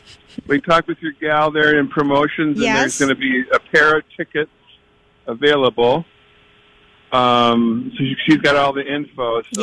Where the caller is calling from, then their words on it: Seattle, Washington, United States; Well, I'm calling from the Pike Street Market in Seattle right now.